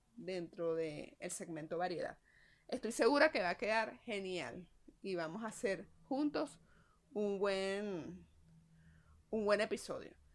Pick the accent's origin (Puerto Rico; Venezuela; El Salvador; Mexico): Venezuela; así somos nosotros los venezolanos